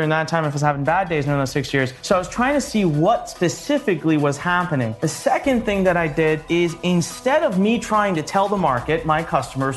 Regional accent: Punjab, India; also born or lived in Gaithersburg, Maryland; now in Maryland, United States; I am originally from India

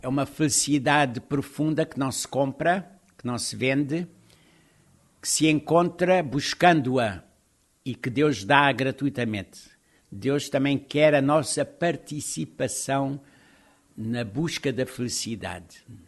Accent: Lisbon, Portugal; also born or lived in Évora; E como eu também nasci em Lisboa, tenho meia costela alentejana de Évora e outra de Lisboa

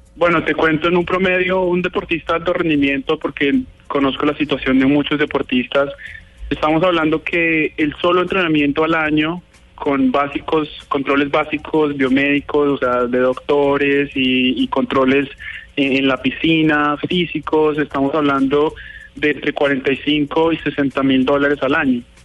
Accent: Colombia; nosotros somos colombianos 100%, eh, mi familia, mi papá, pues em, todos muy, muy colombianos

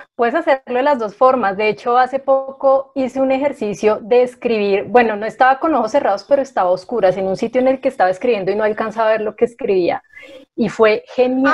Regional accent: Bogotá, Colombia; soy bogotana, eh, casi toda mi vida he vivido acá

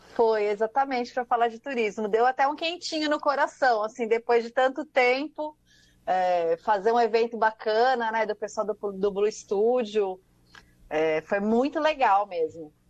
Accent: São Paulo, Brazil; also born or lived in Saúde, São Paulo; bairro da Liberdade, onde eu cresci

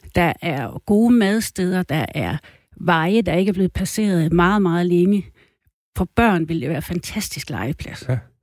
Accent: Thy, North Denmark Region, Denmark; jeg kommer fra Thy. Og øh, os, der er tyboer, vi er jo sådan lidt lokal

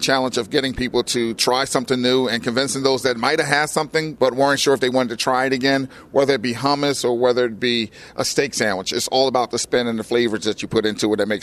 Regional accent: Camden, New Jersey, United States; being a hometown boy, Camden, New Jersey is my hometown.

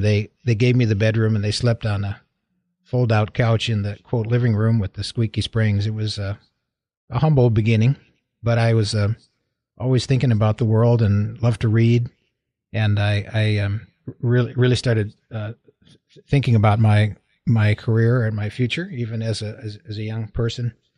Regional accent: Waterbury, Connecticut, United States; moved away as an adult; also born or lived in Michigan / Oklahoma; now in California, United States; I was born in Waterbury, Connecticut

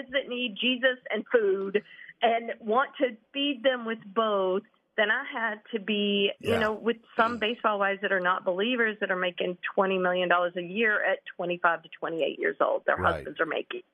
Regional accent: Eastern North Carolina, United States; I'm from, like, country North Carolina, Eastern North Carolina on a farm

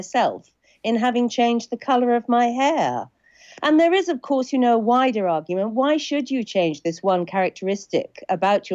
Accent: Suffolk, East of England, United Kingdom; I grew up in Suffolk

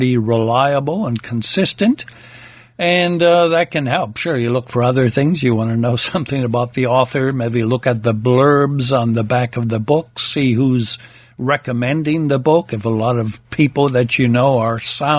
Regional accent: United States; Being an American myself

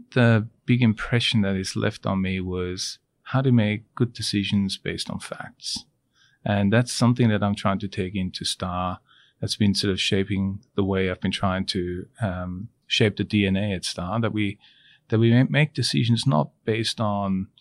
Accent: St. Gallen, Switzerland; also born or lived in Asia / China; now in Australia; I grew up in a small town in Switzerland called St. Gallen

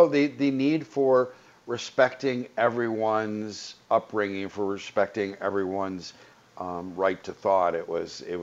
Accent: the Valley, California, United States; I grew up in the Valley

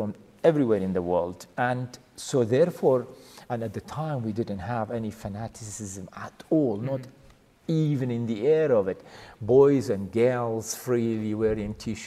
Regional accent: Kurdistan Region, Iraq; English is a second language; moved away as an adult; also born or lived in Italy; I am from Kurdistan

